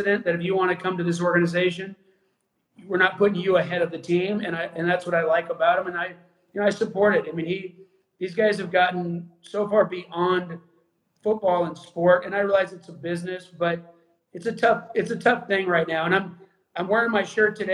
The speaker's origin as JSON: {"language": "English", "region": "Arizona", "country": "United States", "tie": "born or raised there", "said": "I grew up in Arizona"}